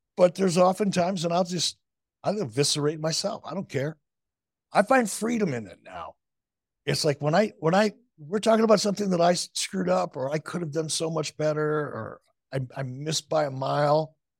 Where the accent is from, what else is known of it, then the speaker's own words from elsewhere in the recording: Detroit, Michigan, United States; moved away; also born or lived in Chicago; I learned it as a kid growing up in Detroit